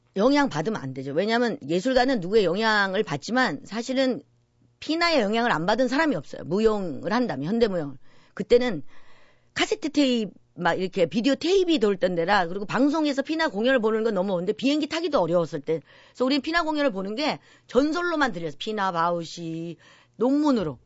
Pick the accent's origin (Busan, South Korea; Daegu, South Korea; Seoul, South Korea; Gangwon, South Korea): Seoul, South Korea; also born or lived in Yeongju; 본정만 영주고요. 네. 저는 한 살 때 유학 왔어요. 서울 음. 어머님이 이제 데리고. 그래서 사실 영주에 대한 기억은 없고요. 네. 저는 거기 뭐 서울 사람이죠, 사실은